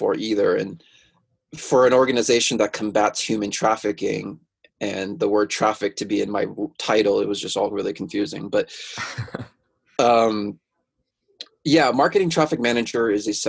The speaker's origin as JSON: {"language": "English", "town": "Mountain View", "region": "California", "country": "United States", "tie": "born or raised there", "said": "I'm originally from Mountain View, California. That's like an hour south of San Francisco"}